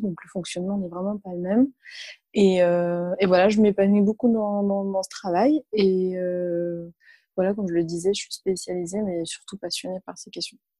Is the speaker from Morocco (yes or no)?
no; Niort, Nouvelle-Aquitaine, France; French is a second language; moved away as an adult; also born or lived in Palestinian refugee camp / Paris / Montpellier; j'ai grandi en ZEP et, en ZUP. Donc, euh, donc alors à Niort, c'est, voilà, ça reste une petite ville